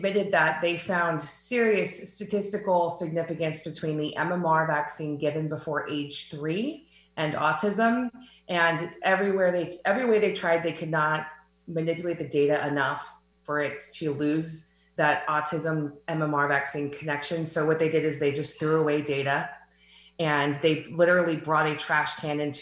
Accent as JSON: {"language": "English", "region": "Southern California", "country": "United States", "tie": "born or raised there", "said": "growing up in Southern California"}